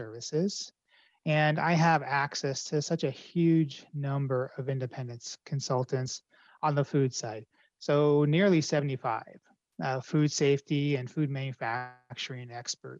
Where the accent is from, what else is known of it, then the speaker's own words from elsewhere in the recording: Colorado, United States; my home state of Colorado